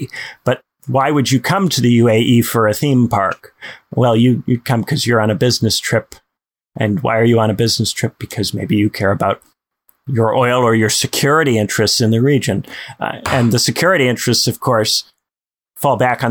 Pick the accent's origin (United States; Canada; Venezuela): United States; Indiana; my home state of Indiana